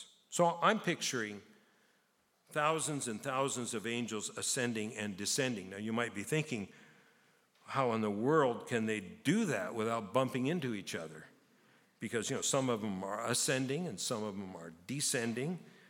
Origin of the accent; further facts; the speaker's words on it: Japan; now in Canada; I grew up in Japan, and there's a saying in Japan that if you live in Japan and you never hike Mount Fuji, you're a fool.